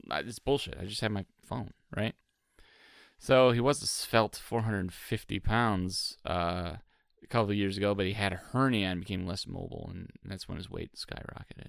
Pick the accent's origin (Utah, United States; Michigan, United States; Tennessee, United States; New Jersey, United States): Michigan, United States; now in Cincinnati, United States; I'm from Michigan.